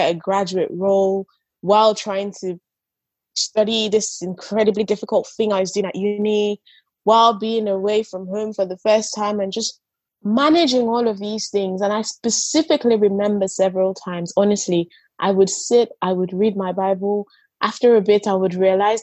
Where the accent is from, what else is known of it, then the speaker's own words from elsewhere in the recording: Nigeria; I grew up in Nigeria